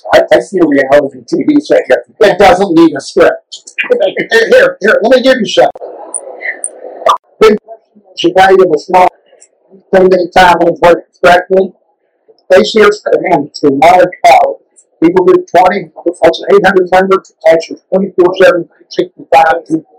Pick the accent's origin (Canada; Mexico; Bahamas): Canada; we're Canadian